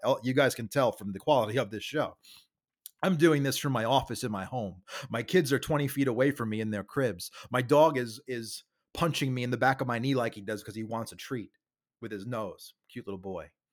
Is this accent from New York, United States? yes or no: yes; New York City, New York, United States; I'm from Staten Island, New York